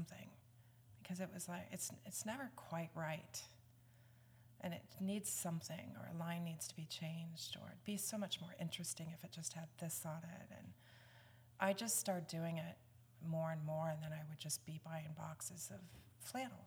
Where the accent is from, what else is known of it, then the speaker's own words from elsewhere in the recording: Davenport, Iowa, United States; moved away as an adult; now in Franklin, United States; I was born and raised in Davenport, Iowa, Quad Cities